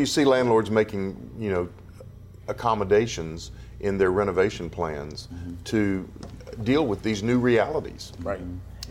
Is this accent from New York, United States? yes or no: no; Dallas, Texas, United States; my hometown of Dallas, Texas